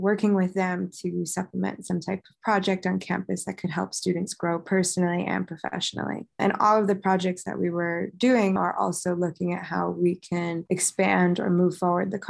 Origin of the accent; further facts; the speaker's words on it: Westchester, New York, United States; moved away as an adult; now in Massachusetts, United States; I grew up in Westchester, New York